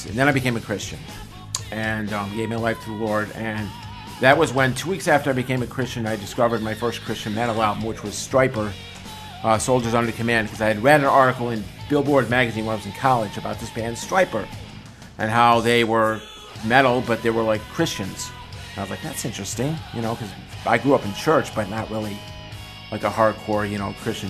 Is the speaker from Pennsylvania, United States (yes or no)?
no; DeWitt, New York, United States; moved away as an adult; now in Long Island, United States; I'm originally from the Syracuse area, a place called DeWitt, New York, which is a suburb of Syracuse